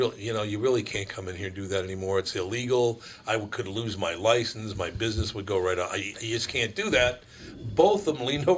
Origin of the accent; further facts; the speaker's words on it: Minneapolis, Minnesota, United States; I'm from North Minneapolis.